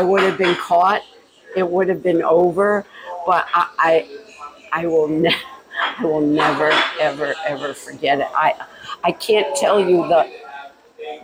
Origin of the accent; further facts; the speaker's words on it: Rhode Island, United States; now in Florida, United States; Born and raised in Rhode Island. We came down here to get away from the winters.